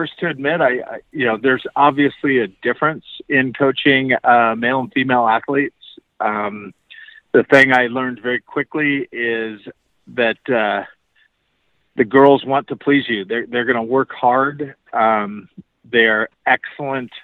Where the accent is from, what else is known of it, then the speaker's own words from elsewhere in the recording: Bay Area, California, United States; now in Montana, United States; I'm originally from the Bay Area in California